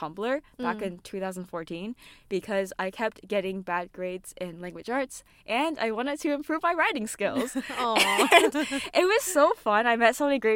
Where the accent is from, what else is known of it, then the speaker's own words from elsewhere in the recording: San Francisco Bay Area, California, United States; I was born and raised in the U.S., in California, San Francisco Bay Area.